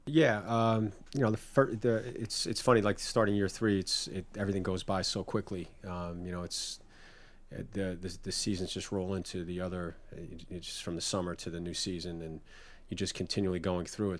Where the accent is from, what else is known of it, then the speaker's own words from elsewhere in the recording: New York, United States; growing up in New York and going to the Knicks